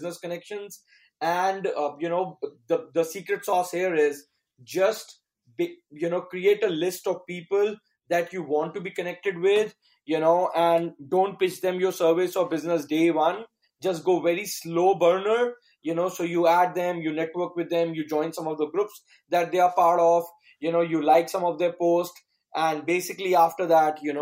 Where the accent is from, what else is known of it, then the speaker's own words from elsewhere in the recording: New Delhi, Delhi, India; also born or lived in United States; I'm from New Delhi, India.